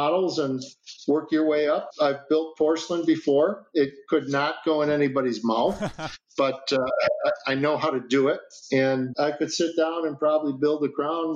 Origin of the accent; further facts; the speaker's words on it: Chicago, Illinois, United States; moved away; also born or lived in Minneapolis, Minnesota / Racine, Wisconsin; I'm from Chicago. I went to school in Minnesota